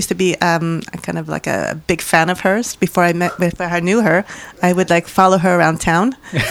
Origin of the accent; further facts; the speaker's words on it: El Salvador; moved away; also born or lived in San Diego, California; Actually, I'm from El Salvador.